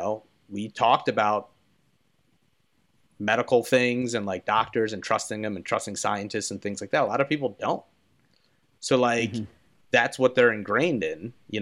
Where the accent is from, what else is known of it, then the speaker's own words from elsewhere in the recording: Philadelphia, Pennsylvania, United States; I'm from Philadelphia